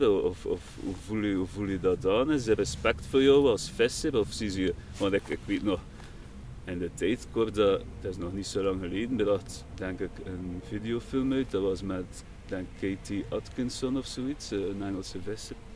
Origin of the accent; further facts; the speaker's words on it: Kortessem, Flanders, Belgium; Van Kortesem.